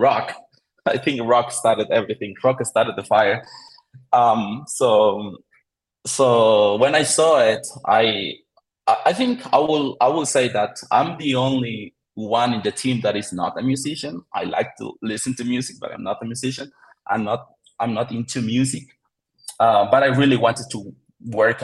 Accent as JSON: {"language": "English", "country": "El Salvador", "said": "I live in El Salvador. I am from El Salvador."}